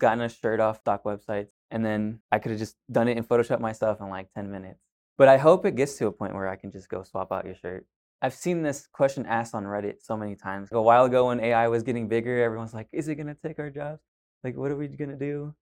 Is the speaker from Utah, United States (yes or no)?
no; Pasadena, Texas, United States; also born or lived in Pearland, Texas / Houston, Texas; I was born and raised here, Pasadena, Pearland area, a little bit farther down